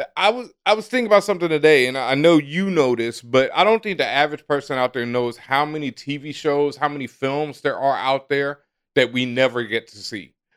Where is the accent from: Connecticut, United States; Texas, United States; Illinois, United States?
Texas, United States; I grew up in Texas, and growing up in Texas, in elementary school, we learned square dancing